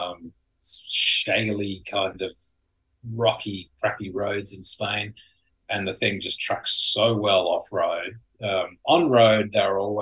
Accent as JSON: {"language": "English", "country": "Australia", "tie": "born or raised there", "moved": "yes", "lives_now": "California, United States", "said": "I grew up in Australia"}